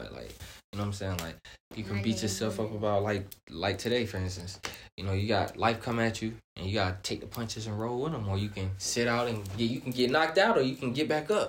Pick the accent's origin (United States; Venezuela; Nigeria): Nigeria; My mom, my dad. You feel me? I'm from Nigeria, so you know, West African.